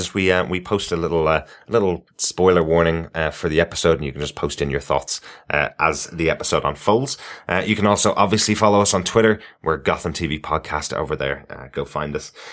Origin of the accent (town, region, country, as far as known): Ireland